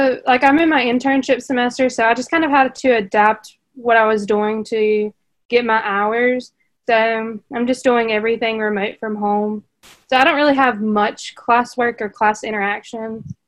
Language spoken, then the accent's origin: English; Hickory, North Carolina, United States; I am a senior. I'm from Hickory, North Carolina